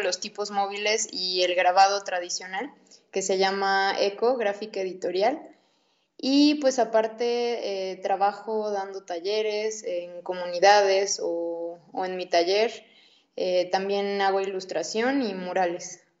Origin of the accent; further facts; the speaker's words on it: Puebla, Mexico; Yo crecí en Puebla